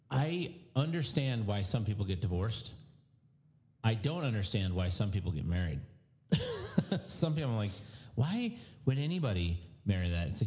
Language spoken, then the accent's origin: English; Winter Haven, Florida, United States; I'm from Winter Haven. From Polk County.